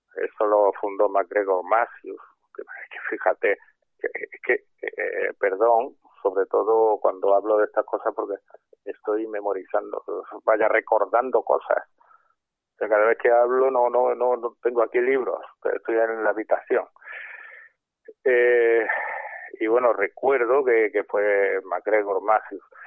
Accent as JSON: {"language": "Spanish", "town": "Córdoba", "region": "Andalusia", "country": "Spain", "said": "yo soy de Córdoba"}